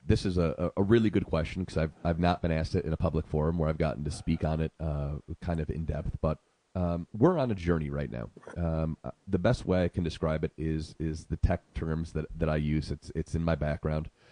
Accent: Syracuse, New York, United States; moved away as an adult; also born or lived in Arizona; now in Sedona, United States; I'm originally from Syracuse, New York

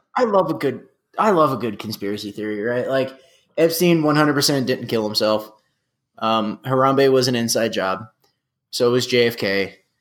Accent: San Antonio, Texas, United States; we're from San Antonio

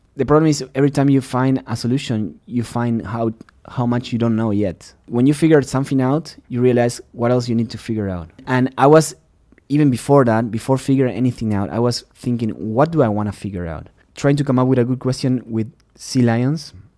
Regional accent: Uruguay; English is a second language; moved away as an adult; also born or lived in Texas; now in United States; I'm from Uruguay

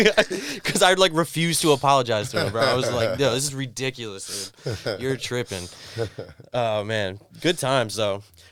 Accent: near Fort Lauderdale, Florida, United States; moved away; also born or lived in Miami; It's like when I'm from Florida, I'd say I'm from Fort Lauderdale, even though I'm like 20 minutes north.

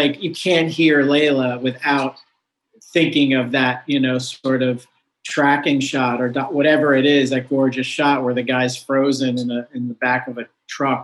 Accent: New York, United States; also born or lived in Colorado; I grew up in New York State. Like in the outer suburbs, probably like 80 miles north

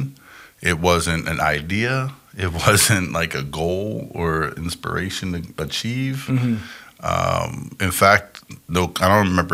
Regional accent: Chicago, Wisconsin, Midwest, United States; I grew up primarily Chicago, Wisconsin

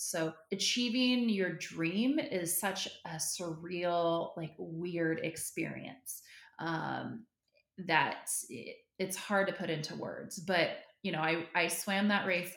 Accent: Northern California, United States; I grew up in Northern California

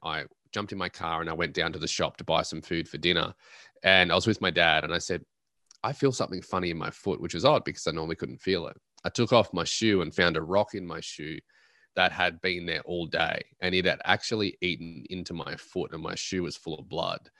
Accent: Australia; I'm an Australian at heart

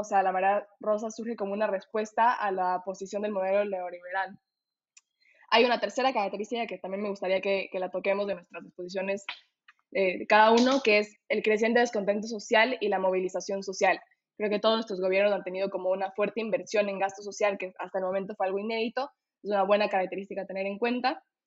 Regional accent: Ecuador; soy de Ecuador

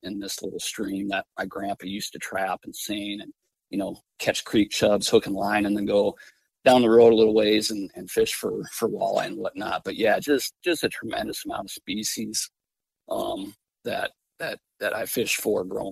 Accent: Glacial Lakes region, Northeast South Dakota, United States; moved away as an adult; now in Glasgow, Montana, United States; I grew up Northeast South Dakota, Glacial Lakes region

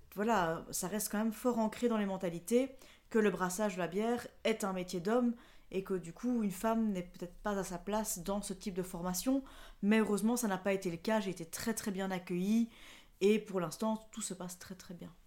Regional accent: La Louvière, Wallonia, Belgium; Je viens de La Louvière. C'est une, une ville industrielle qui se trouve entre Mons et Charleroi. C'est dans le sud de la Belgique, dans la province de Hainaut.

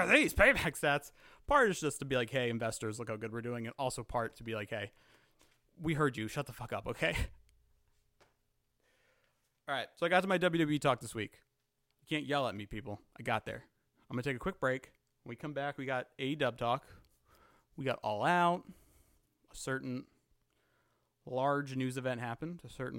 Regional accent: Saskatchewan, Canada; I am not British. I have no family over here. Follow me on Twitter. I am from Saskatchewan.

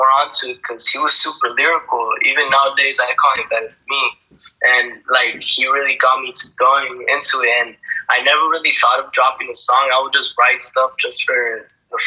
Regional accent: Washington, United States; We're from Washington

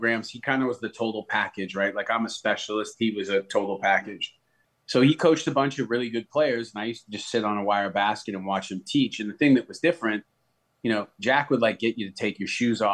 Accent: Canada; moved away as an adult; also born or lived in Nashville, United States / Florida, United States; I'm Canadian. Went home

